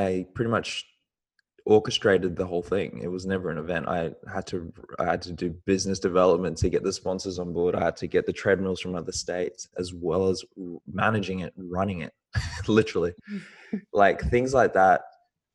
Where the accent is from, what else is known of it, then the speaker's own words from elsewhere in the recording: New Zealand; now in Australia; I was born in New Zealand and I moved to Australia